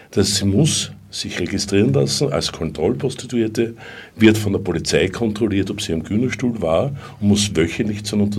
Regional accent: Austria; Man darf nicht vergessen, als Österreicherin hat man natürlich bei der Verständigung weniger Probleme.

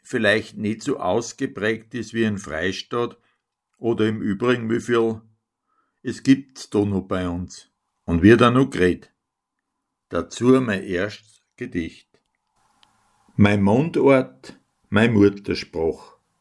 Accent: Altenberg bei Linz, Upper Austria, Austria; Ich komme aus Almberg, dem Balkon von Linz.

